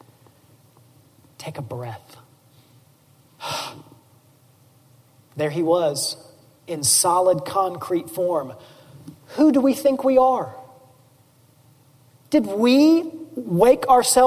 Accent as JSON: {"language": "English", "town": "Memphis", "region": "Tennessee", "country": "United States", "tie": "born or raised there", "said": "I grew up in East Memphis"}